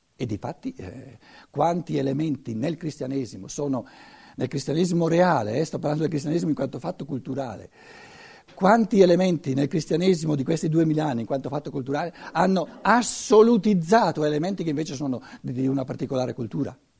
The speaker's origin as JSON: {"language": "Italian", "country": "Italy", "said": "Essere italiano, essere cattolico, essere cristiano, se volete, non è questione di conquista per noi. Ci siamo cresciuti dentro."}